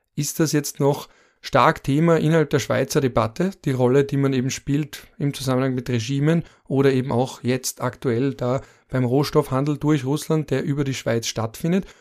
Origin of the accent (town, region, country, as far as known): Austria